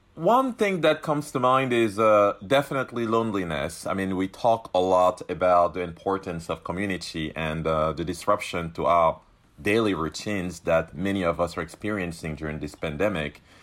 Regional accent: Cameroon; now in Rhode Island, United States; I was born in Cameroon, a country that still to this day criminalizes L G B T Q people

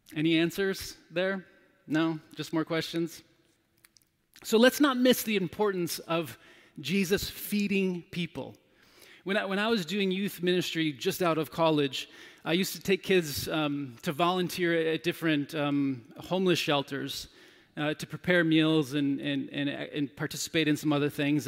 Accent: United States; as an American male

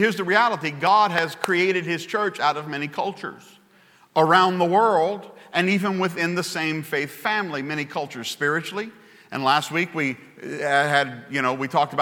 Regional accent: Baton Rouge, Louisiana, United States; I come from Baton Rouge, Louisiana

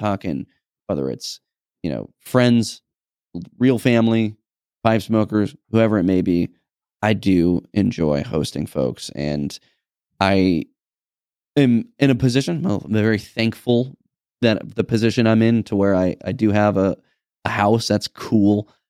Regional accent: New England, United States; I'm, we're from New England, I'm a Patriots fan

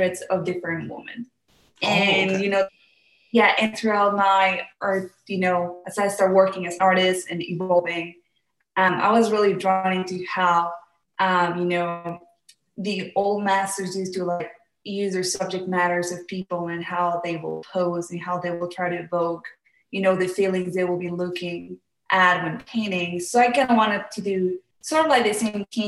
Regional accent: Mexico; I am from Mexico

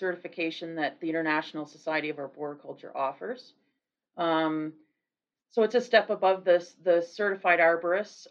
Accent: East Coast of Canada, Canada; now in Colorado, United States; I grew up on the East Coast of Canada, surrounded by trees.

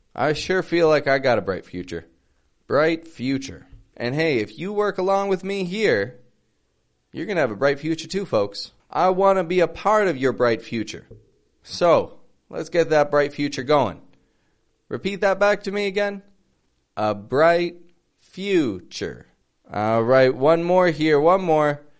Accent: Toronto, Ontario, Canada; now in Mexico; I'm from Toronto, I live in Mexico

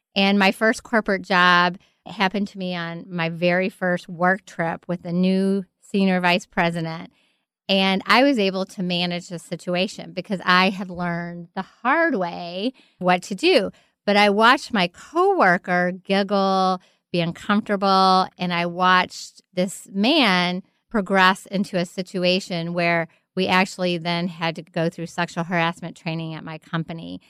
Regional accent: Kentucky, United States; I'm from Kentucky. I grew up in a very sheltered home

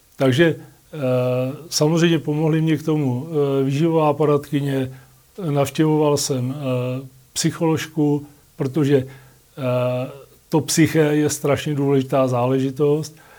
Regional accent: Litoměřice, Ústí nad Labem Region, Czechia; jsem z Litoměřic, jak jsem prvně vyšel u nás na Mostnou horu

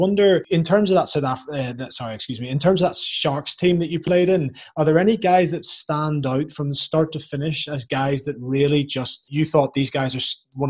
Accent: Ireland; Like I knew growing up in the Irish system, I never once got tested.

